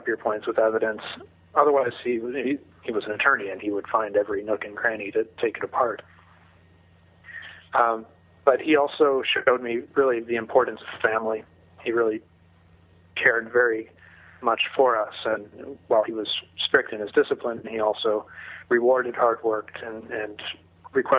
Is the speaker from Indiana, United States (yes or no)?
yes; Indianapolis, Indiana, United States; moved away as an adult; now in Chicago, United States; I grew up in Indianapolis, the son of a lawyer and a school teacher